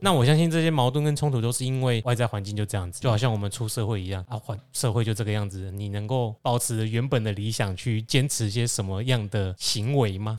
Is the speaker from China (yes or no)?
no; Taiwan; 我们台湾人应该比较容易懂